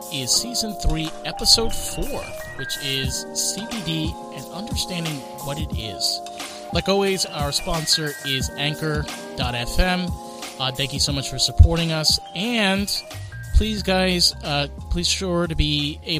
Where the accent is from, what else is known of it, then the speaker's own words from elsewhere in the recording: New York, United States; Me as a New Yorker